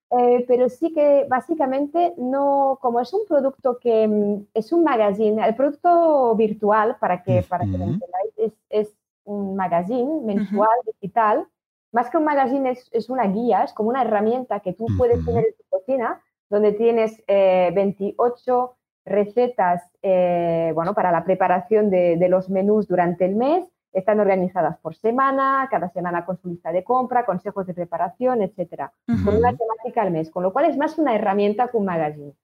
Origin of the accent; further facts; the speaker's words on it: France; Spanish is a second language; moved away as an adult; now in Girona, Spain; estaba en Francia